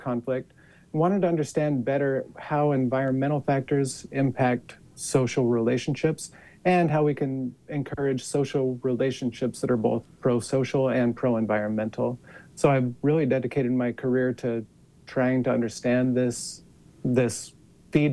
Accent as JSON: {"language": "English", "town": "Cornish", "region": "Utah", "country": "United States", "tie": "born or raised there", "said": "So I am from Utah. I grew up in a small farming and ranching town called Cornish, which is about 30 minutes north of Logan"}